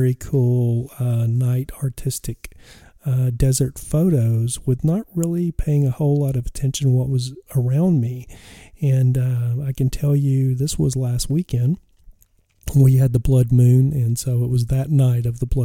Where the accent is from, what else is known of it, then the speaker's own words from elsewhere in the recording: West Texas, United States; I was a kid growing up in West Texas, the deserts of West Texas.